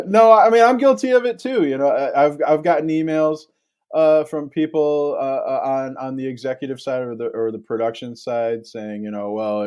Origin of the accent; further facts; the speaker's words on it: Ann Arbor, Michigan, United States; I grew up in Metro Detroit in Ann Arbor, and we had a sports media column there, who was coming and going. It was the mid 1990s. We got sports talk radio in Detroit